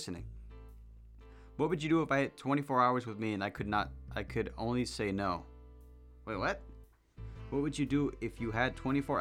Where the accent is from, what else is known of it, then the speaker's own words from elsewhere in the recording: Central Valley, California, United States; I'm from California. That's as far as I'm gonna get. Okay, the furthest I'll get, Central Valley